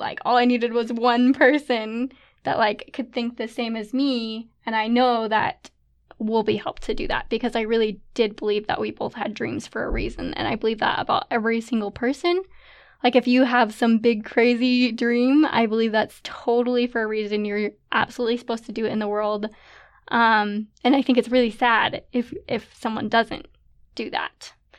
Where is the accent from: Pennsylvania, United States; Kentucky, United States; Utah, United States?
Utah, United States; St. George; moved away as an adult; now in Pleasant Grove, United States; I'm from Saint George, Utah, but now living in Pleasant Grove with my husband, Nathan